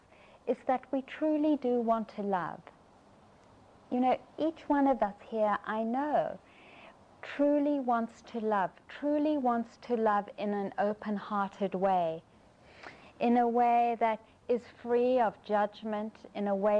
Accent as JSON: {"language": "English", "country": "South Africa", "tie": "born or raised there", "said": "I grew up in South Africa"}